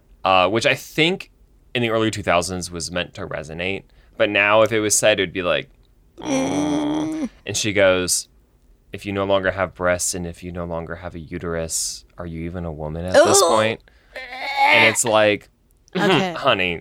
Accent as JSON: {"language": "English", "town": "Colorado Springs", "region": "Colorado", "country": "United States", "tie": "born or raised there", "said": "I grew up in Colorado Springs."}